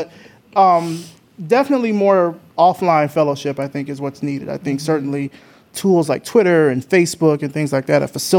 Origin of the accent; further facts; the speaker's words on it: Atlanta, Georgia, United States; I mean, I come from Atlanta, so I'm biased.